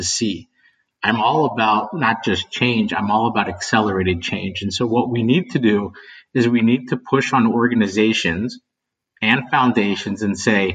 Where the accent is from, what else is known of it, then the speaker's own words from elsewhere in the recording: West Virginia, United States; I grew up in West Virginia